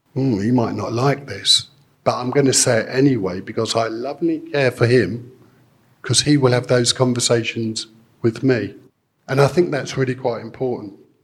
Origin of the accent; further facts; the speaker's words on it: United Kingdom; we're British, and it's great to be British